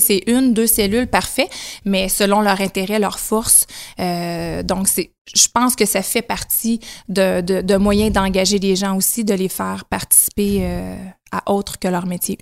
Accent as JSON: {"language": "French", "town": "Témiscouata-sur-le-Lac", "region": "Quebec", "country": "Canada", "tie": "born or raised there", "said": "je suis native du Témiscouata, donc Cabano anciennement, maintenant Témiscouata sur le lac, secteur Cabano"}